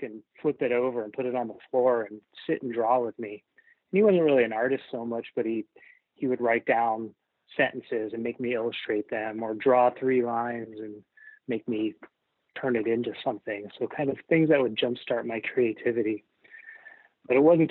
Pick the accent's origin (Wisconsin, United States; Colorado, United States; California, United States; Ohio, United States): Ohio, United States; moved away as an adult; also born or lived in New York; now in Seattle, United States; out of Ohio and move to New York